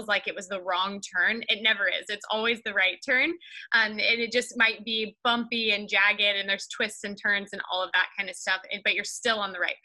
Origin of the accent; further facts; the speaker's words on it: Kansas, United States; moved away as an adult; now in California, United States; it started back in Kansas 33 years ago. That's where I was born, and I grew up in Kansas.